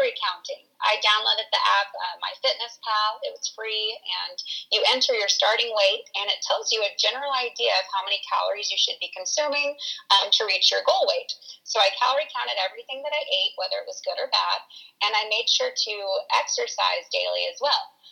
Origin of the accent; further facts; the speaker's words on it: San Diego, California, United States; now in Missouri, United States; I was born and raised in San Diego, California, but my family moved to Missouri